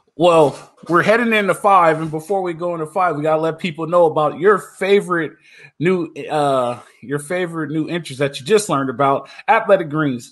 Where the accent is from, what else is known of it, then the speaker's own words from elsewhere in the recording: Southern California, United States; I grew up in Southern California, played football